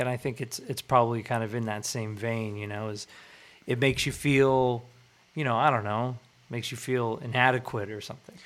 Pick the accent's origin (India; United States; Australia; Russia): United States; Irvine, California; I grew up like in Irvine